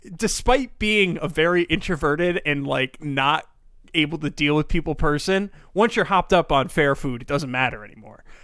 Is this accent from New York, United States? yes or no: yes; New York, United States; I'm from, I'm born and raised this area.